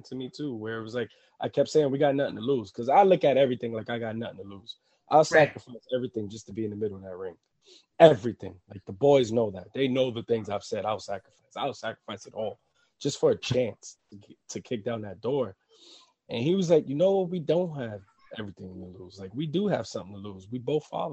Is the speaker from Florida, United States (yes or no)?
no; New York City, New York, United States; I'm from Harlem. I grew up in projects.